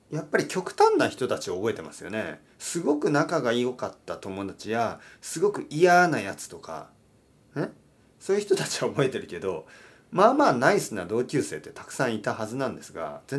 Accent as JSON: {"language": "Japanese", "area": "Kyushu", "region": "Oita", "country": "Japan", "tie": "born or raised there", "moved": "yes", "said": "実家大分県九州の大分県に、えー、2週間帰りました"}